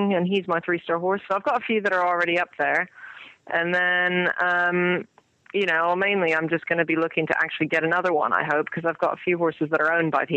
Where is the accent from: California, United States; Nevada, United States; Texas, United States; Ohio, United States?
California, United States; now in England; growing up in California